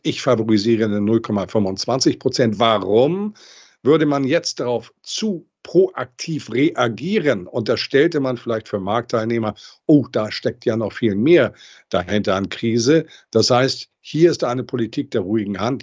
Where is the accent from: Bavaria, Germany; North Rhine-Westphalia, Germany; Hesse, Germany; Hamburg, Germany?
Hamburg, Germany; Ich bin Hamburger Junge, deutscher Nation, europäischer Prägung und Weltbürger